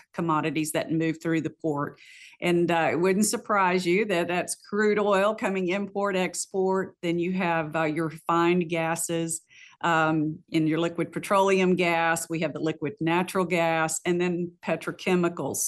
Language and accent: English; Rankin, Texas, United States; moved away as an adult; now in Freeport, United States; I grew up in West Texas. I'm a graduate of Rankin High School